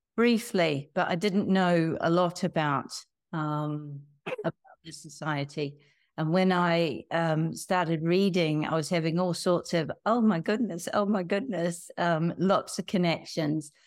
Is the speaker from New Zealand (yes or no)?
yes; New Zealand; moved away; I'm from New Zealand, and I grew up in a family